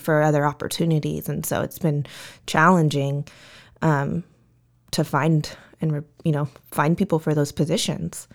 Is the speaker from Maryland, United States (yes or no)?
no; Vista, California, United States; born and raised in Vista